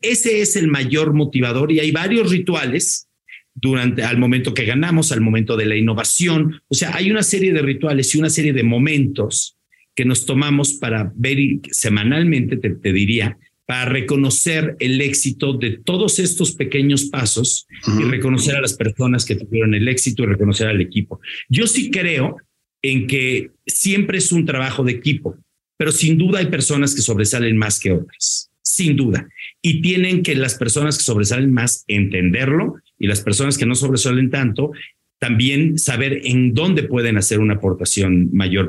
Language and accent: Spanish; Mexico; como mexicanos